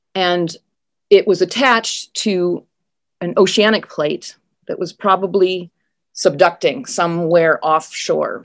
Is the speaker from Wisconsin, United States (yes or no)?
yes; Wisconsin, United States; moved away as an adult; also born or lived in Minnesota / Norway / United Kingdom / Appleton, Wisconsin; I, I grew up in Wisconsin and Minnesota, but then, um, lived elsewhere in the world, including Norway and the U K, but came back